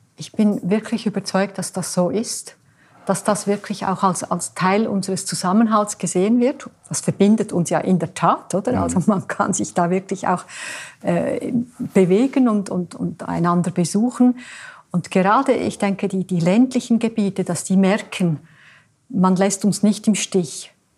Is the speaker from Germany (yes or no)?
no; Switzerland; bei uns in der Schweiz